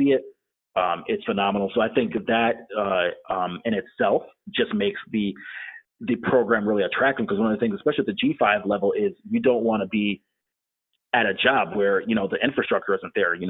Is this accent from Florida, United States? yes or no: yes; Tampa, Florida, United States; I'm born and raised in Tampa, Florida